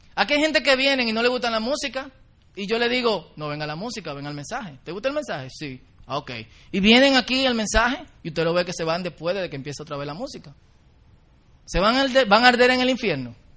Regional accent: Dominican Republic; Nosotros como dominicanos

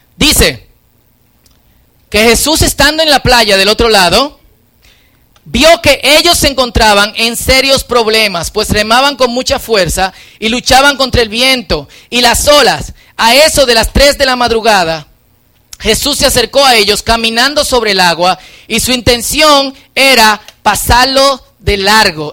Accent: Dominican Republic; En buen dominicano

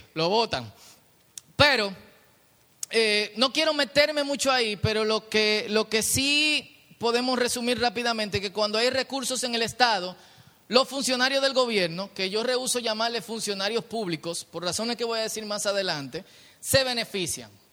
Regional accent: Dominican Republic; yo soy el pueblo dominicano

